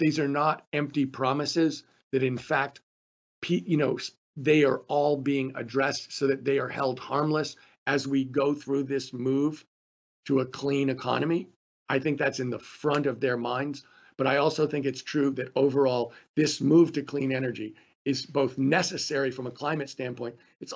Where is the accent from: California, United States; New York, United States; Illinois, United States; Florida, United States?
California, United States; in California, you know, my home state